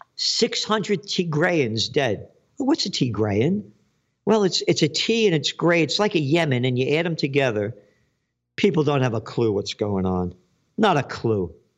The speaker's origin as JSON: {"language": "English", "country": "United States", "said": "I'm an American"}